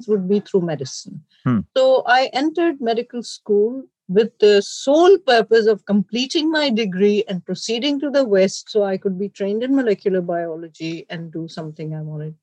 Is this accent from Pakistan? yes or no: yes; Pakistan; moved away as an adult; now in United States; I grew up in Pakistan.